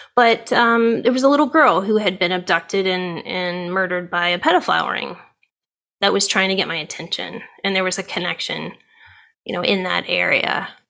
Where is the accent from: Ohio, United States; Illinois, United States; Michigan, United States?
Ohio, United States; now in California, United States; I grew up in Ohio.